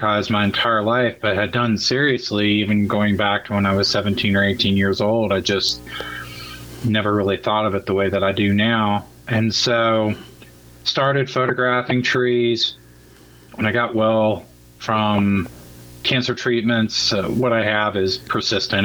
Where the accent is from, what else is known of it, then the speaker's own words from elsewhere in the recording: Germantown, Monroe, Middletown area, rural southwestern Ohio, United States; also born or lived in Austin, Texas; now in Seattle, United States; I'm originally from rural Ohio, southwestern Ohio, Germantown, Monroe, Middletown area